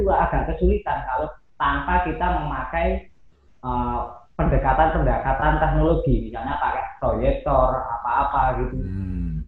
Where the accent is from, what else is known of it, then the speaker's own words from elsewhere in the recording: Malang, East Java, Indonesia; Saya lahir di Malang, otomatis eh, kecintaan saya sama desa saya, Glagadowo itu hmm. itu nggak bisa lepas.